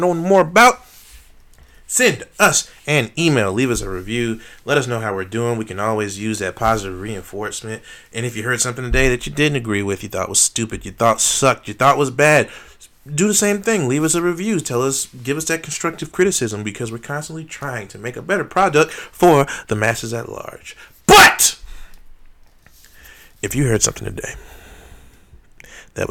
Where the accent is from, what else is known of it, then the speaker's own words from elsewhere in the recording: Charlotte, North Carolina, United States; my hometown of Charlotte, North Carolina